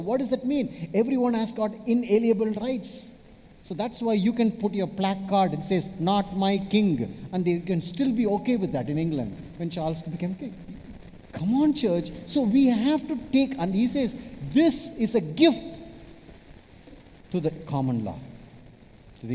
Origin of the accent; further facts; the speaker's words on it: Chennai / Vellore, Tamil Nadu, India; I'm from Chennai